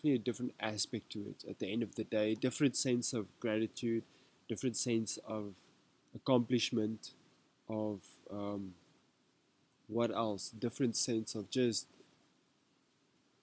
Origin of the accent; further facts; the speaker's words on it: Rustenburg, North West, South Africa; first language Afrikaans; English is a second language; Me, I grew up in Rustenburg. I'm actually Afrikaans.